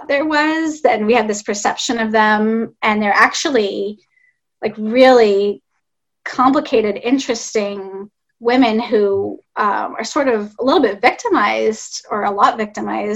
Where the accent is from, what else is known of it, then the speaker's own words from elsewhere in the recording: Los Angeles, California, United States; now in Northern California, United States; LA is my hometown